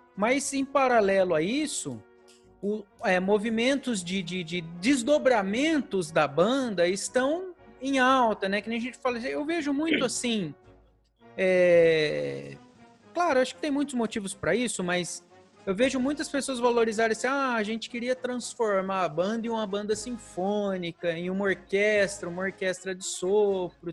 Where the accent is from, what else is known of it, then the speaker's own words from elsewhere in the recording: Presidente Prudente, São Paulo, Brazil; now in Salto, Brazil; eu não sou daqui, né? Eu sou de Presidente Prudente, já um, bastante Sim. longe daqui, né? mais para o interior